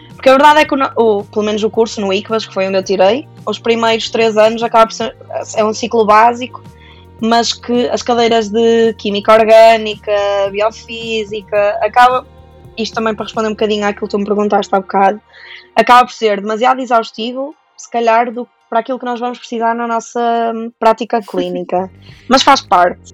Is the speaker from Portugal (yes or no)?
yes; Santa Maria da Feira, Norte, Portugal; sou de Santa Maria da Feira